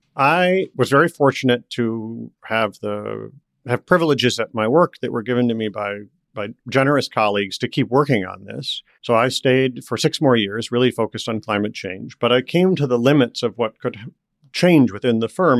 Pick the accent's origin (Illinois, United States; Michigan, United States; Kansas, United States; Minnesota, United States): Michigan, United States; Detroit; moved away as an adult; I grew up around Detroit